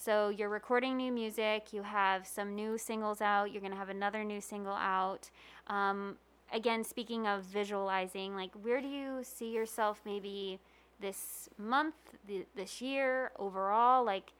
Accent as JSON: {"language": "English", "area": "Long Island", "region": "New York", "country": "United States", "also_born_or_lived": "Queens, New York", "moved": "as an adult", "lives_now": "Las Vegas, United States", "said": "I'm from Long Island. I was living in Queens."}